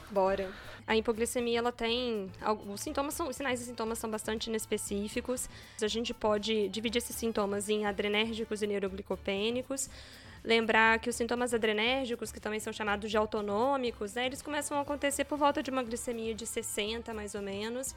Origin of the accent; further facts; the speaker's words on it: Juiz de Fora, Minas Gerais, Brazil; moved away as an adult; now in São Paulo, Brazil; Sou de Juiz de Fora, fiz faculdade na UFJF